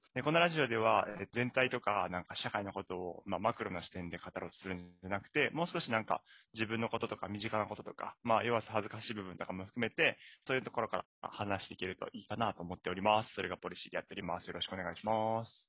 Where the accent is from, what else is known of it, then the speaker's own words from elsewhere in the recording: Tottori, Japan; moved away as an adult; now in Chiba, Japan; 鳥取から出てきて、東京に出てきて